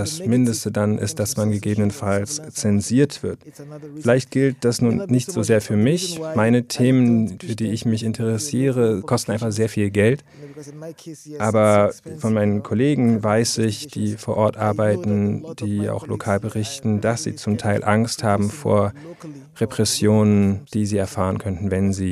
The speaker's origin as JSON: {"language": "German", "town": "Calabar", "region": "Cross River", "country": "Nigeria", "tie": "born or raised there", "said": "habe im Radio und Fernsehen gearbeitet in Calabar, meiner Heimatstadt im Süden Nigerias."}